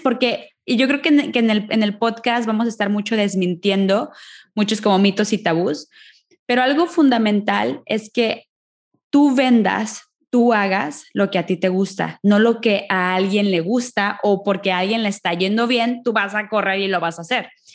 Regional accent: Mexico; moved away as an adult; now in Ireland; soy de México, mexicana viviendo en Irlanda

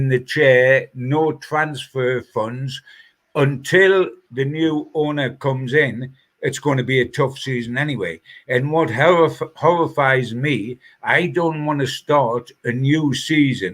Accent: Newcastle upon Tyne, North East England, United Kingdom; as a Geordie

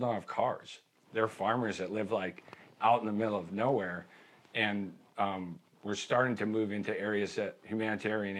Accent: United States; I'm an American

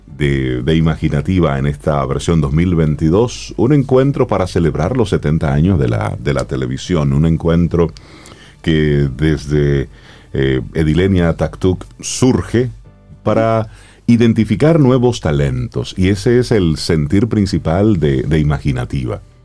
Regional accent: Dominican Republic; nosotros como dominicanos

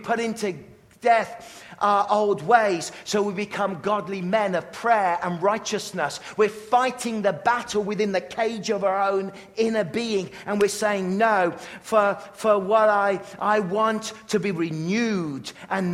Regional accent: England, United Kingdom; growing up in England

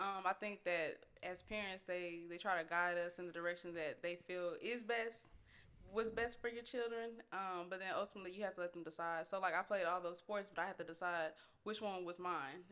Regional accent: Austin, Texas, United States; also born or lived in Georgia; I was born in Georgia 'cause my dad was in the military, but, you know, I was raised in Austin. Um, been here my whole life

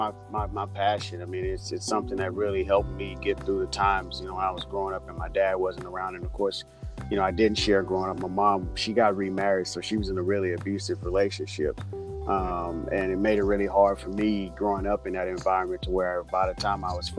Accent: Houston, Texas, United States; now in Los Angeles, United States; I grew up in Houston, Texas, born and raised

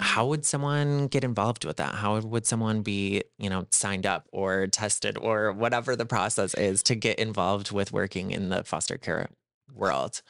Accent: South Dakota, United States; a fellow South Dakotan

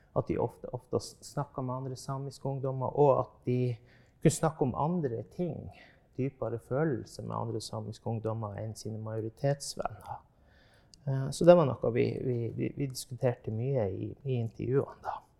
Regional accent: Norway; now in Tromsø, Norway; det området jeg vokste opp i, i på Hinnøya, der vi drev med reindrift

